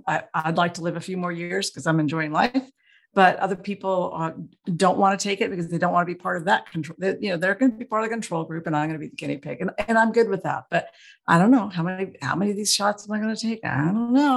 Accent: Juneau, Alaska, United States; also born or lived in Anchorage; I grew up in Juneau and I was used to not being able to buy milk sort of half of the week because the barge came in once a week

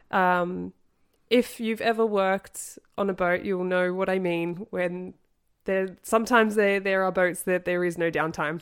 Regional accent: Australia; moved away as an adult; growing up in Australia

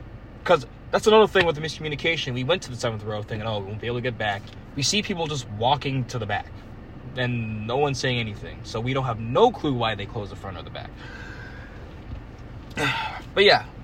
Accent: Virginia, United States; from Virginia

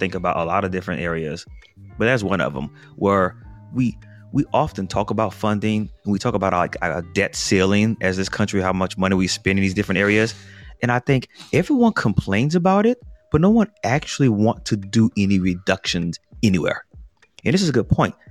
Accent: New Orleans, Louisiana, United States; growing up in New Orleans

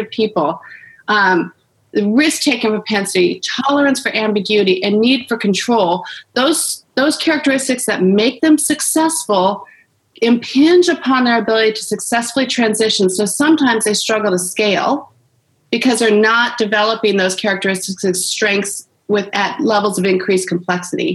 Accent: Orange County, California, United States; I was born and raised in Orange County, California

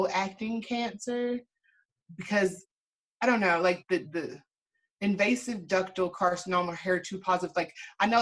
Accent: Louisville, Kentucky, United States; I am from Louisville, Kentucky

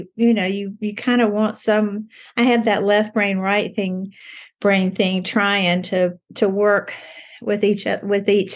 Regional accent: Galax, Virginia, United States; I grew up in Galax.

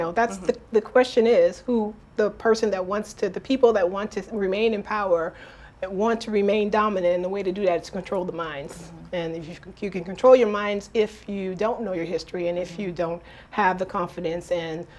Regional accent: Detroit, Michigan, United States; moved away; from the Midwest, which I'm from Detroit, Michigan

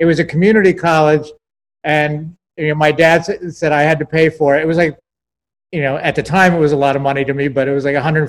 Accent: West Springfield, Massachusetts, United States; I grew up like in a town, actually in West Springfield, but it was like, 15 minutes. You could just walk over the bridge and be in Springfield

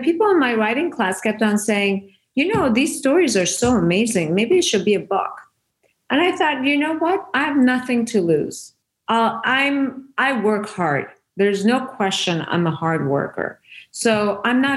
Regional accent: Iran; first language Persian; English is a second language; moved away; I was Persian

